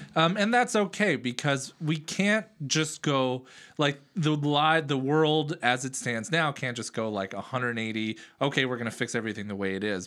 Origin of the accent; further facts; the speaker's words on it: Oakland, California, United States; I grew up in Oakland or near Oakland